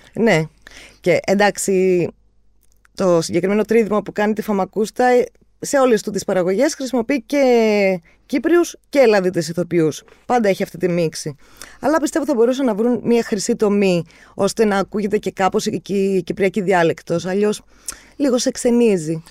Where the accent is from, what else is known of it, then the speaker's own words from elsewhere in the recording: Cyprus; εμεί που είμαστε από την Κύπρο